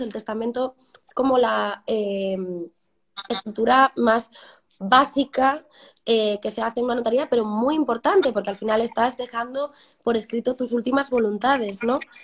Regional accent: Cambados, Galicia, Spain; moved away as an adult; also born or lived in A Coruña; now in Madrid, Spain; soy de Cambados, un pueblecito de, la provincia de Pontevedra

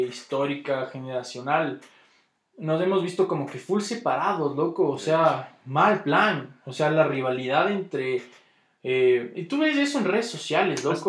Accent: Ecuador; yo soy ecuatoriano por cómo hablo

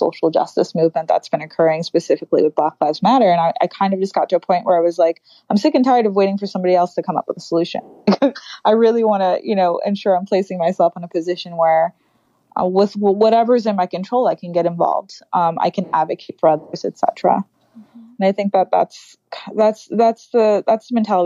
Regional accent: New York City, New York, United States; growing up in the Bronx, I don't necessarily dress or look or speak the way a lot of the girls I grew up did.

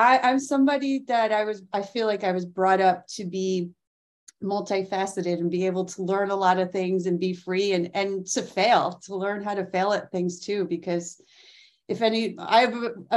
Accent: Mamaroneck, New York, United States; I grew up where I live now. I live in Westchester, New York, in the friendly village called Mamaroneck.

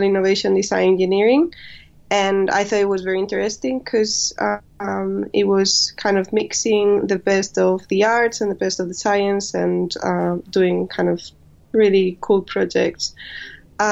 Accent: Spain; moved away as an adult; also born or lived in Madrid / China; now in London, United Kingdom; I come from Spain.

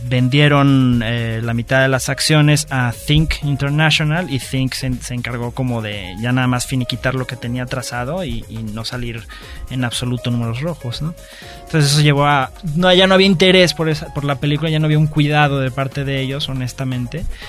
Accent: Mexico; lo que nosotros somos como mexicanos

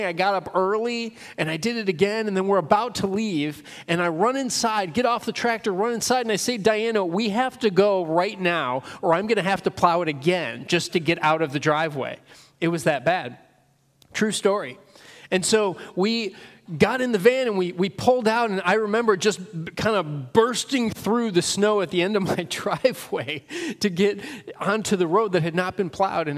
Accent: Northern Illinois, United States; now in Pennsylvania, United States; I was born and raised in Northern Illinois

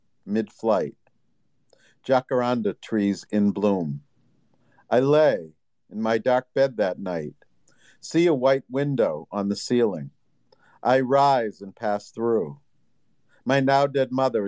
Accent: Boston, Massachusetts, United States; I'm from the Northeast, the Boston area

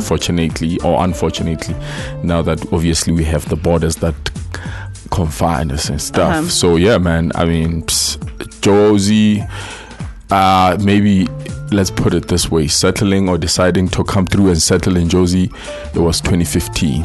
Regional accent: Lesotho; moved away as an adult; also born or lived in Free State, South Africa; now in Johannesburg, South Africa; I've always been living in Lesotho, Maputo

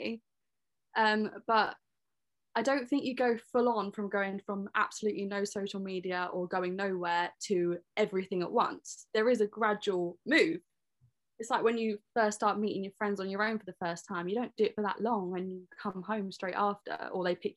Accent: Leigh-on-Sea, East of England, United Kingdom; I'm 21 from Leon C.

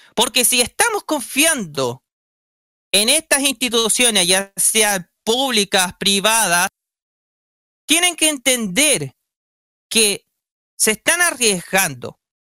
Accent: Chile; como todo chileno

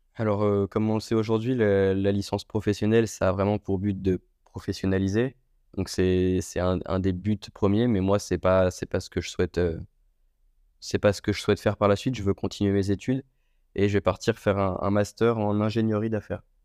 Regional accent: Le Mans, Pays de la Loire, France; moved away as an adult; also born or lived in Istres / Marignane; je suis originaire du Mans, dans la Sarthe.

